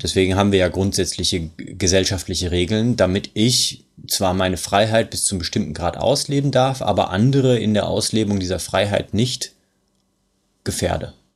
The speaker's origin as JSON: {"language": "German", "country": "Germany", "said": "bei uns in Deutschland"}